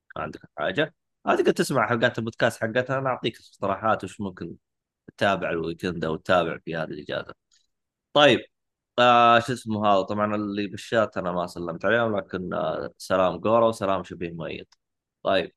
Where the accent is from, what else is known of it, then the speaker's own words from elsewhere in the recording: Saudi Arabia; عندنا في السعوديه